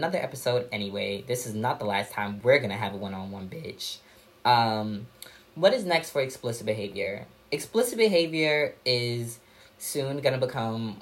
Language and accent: English; New York City, New York, United States; also born or lived in Purchase, New York; We're both from Park Slope